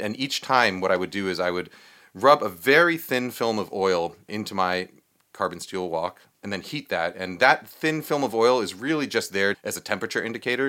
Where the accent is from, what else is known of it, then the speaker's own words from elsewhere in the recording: New York, United States; I grew up in New York